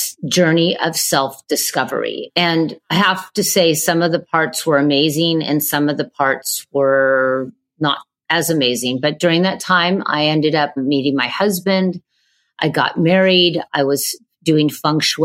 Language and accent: English; Manhattan Beach, California, United States; I grew up in Manhattan Beach, California